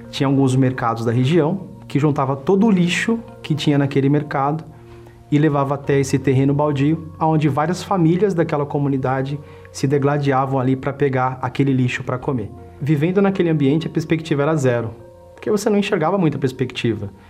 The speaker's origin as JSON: {"language": "Portuguese", "region": "São Paulo", "country": "Brazil", "tie": "born or raised there", "said": "tenho 38 anos, sou bancário e empresário. Eu nasci aqui em São Paulo mesmo."}